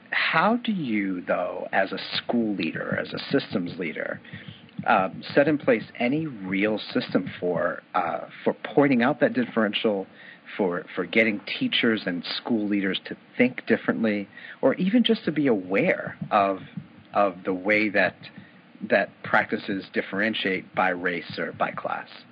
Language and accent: English; New York City, New York, United States; I grew up in New York City